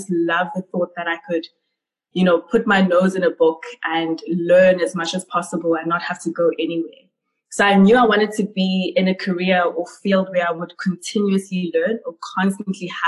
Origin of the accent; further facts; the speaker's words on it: Ladysmith, KwaZulu-Natal, South Africa; also born or lived in Pietermaritzburg / Cape Town; I grew up in KwaZulu-Natal in KZN, a small town called Ladysmith.